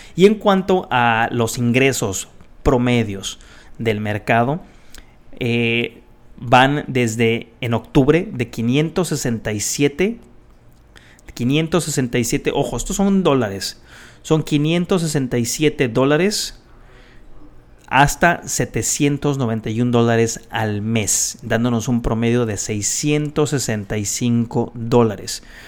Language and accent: Spanish; Guadalajara, Jalisco, Mexico; moved away; yo nací en Guadalajara y tengo mucho, mucho, mucho aprecio por la gente en Guadalajara. Tengo mucha familia ahí